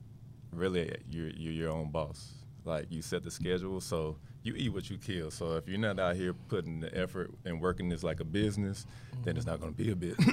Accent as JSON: {"language": "English", "region": "Alabama", "country": "United States", "also_born_or_lived": "Tennessee", "moved": "as an adult", "said": "I'm originally from Alabama."}